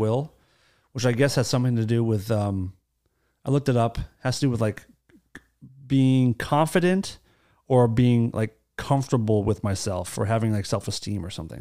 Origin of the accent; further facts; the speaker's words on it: United States; I'm very proud of being from America.